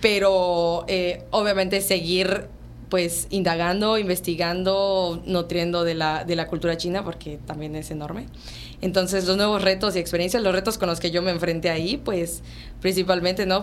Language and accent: Spanish; Yucatán, Mexico; como mexicano y como yucateco, que aparte nosotros somos muy tradicionales